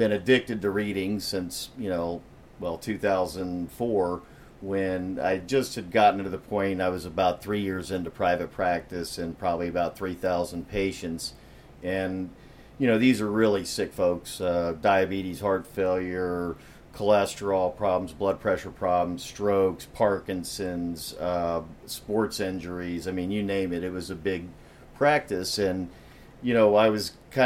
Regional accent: West Palm Beach, Florida, United States; I'm a native Floridian. I was born and raised in West Palm.

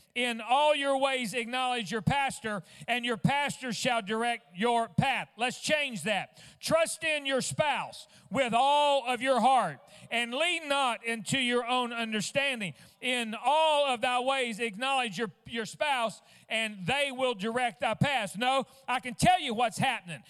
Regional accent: Fort Smith, Arkansas, United States; also born or lived in West Virginia; I was born in West Virginia and, and I was only like two weeks old whenever we uh, moved to Fort Smith, Arkansas

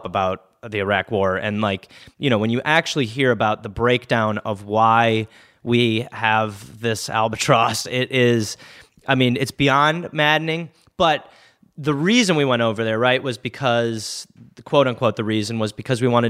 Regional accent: United States; an American who is living in America

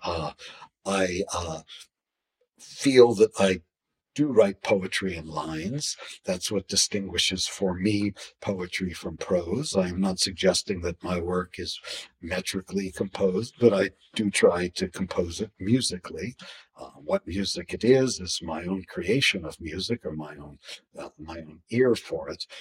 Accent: Atlantic City, New Jersey, United States; they remembered I was from Atlantic City

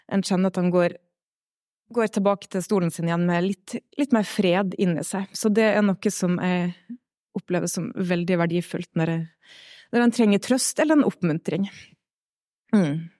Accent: Stad, Vestland, Norway; moved away as an adult; now in Melhus, Norway; Jeg kommer fra Stad, fine Stad på Nordvestlandet. Vokst opp i en eh, liten pinsemenighet

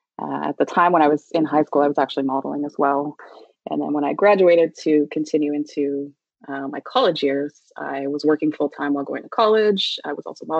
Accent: Prince Edward County, Ontario, Canada; I grew up in Prince Edward County, which back then was not as fancy as it is now

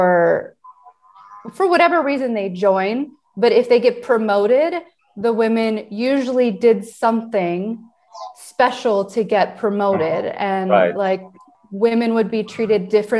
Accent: United States; moved away as an adult; also born or lived in Ecuador; now in Ukraine; I was born in the United States

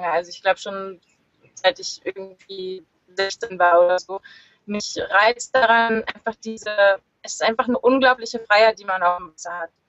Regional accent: Lüneburg, Lower Saxony, Germany; born there; ich bin 32 Jahre alt, bin geboren in Lüneburg in der Nähe von Hamburg

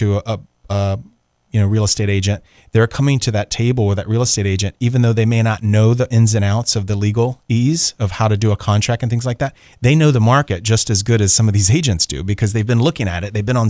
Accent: Atlanta, Georgia, United States; driving is not that big of a deal because I came from Atlanta and everywhere I drove is 45 minutes, you know?

